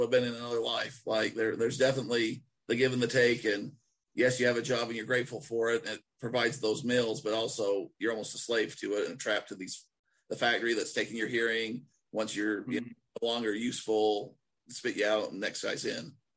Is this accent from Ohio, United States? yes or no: no; Nephi, Utah, United States; accent: Utah; sounds like Nephi; moved away; I still probably sound like more Utah than a lot of people